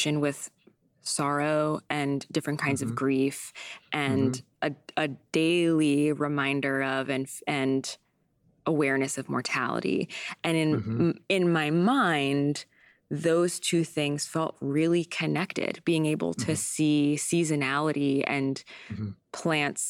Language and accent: English; San Diego, California, United States; also born or lived in Vermont; now in New York, United States; grew up in San Diego where there are seasons, but like not exactly.